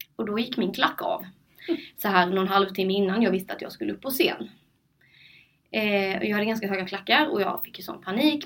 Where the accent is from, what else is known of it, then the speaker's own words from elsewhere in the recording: Sölvesborg, Blekinge, Sweden; moved away; also born or lived in Linköping; jag flyttade till Linköping och jag ville att mina vänner hemma i Sölvesborg, min familj och släkt skulle veta vad jag sysslade med